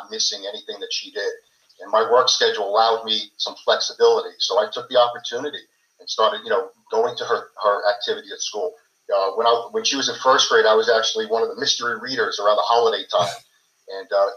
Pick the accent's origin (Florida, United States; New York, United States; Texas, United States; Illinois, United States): New York, United States; Holbrook; I grew up and lived in Holbrook for 50 years